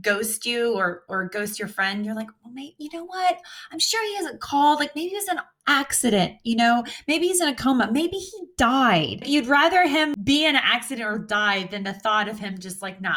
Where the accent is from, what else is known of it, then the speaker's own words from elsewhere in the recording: United States; we're American